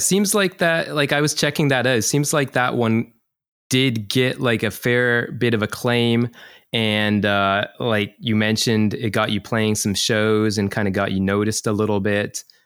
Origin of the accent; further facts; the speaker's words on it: Canada; now in Chiba, Japan; I'm from Canada